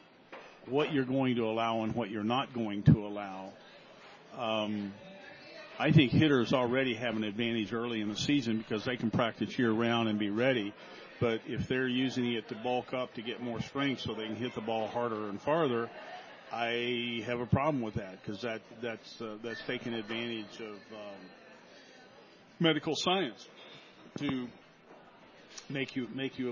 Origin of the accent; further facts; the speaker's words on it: Chattanooga, Tennessee, United States; moved away; also born or lived in Akron / Fort Myers; I grew up in Chattanooga.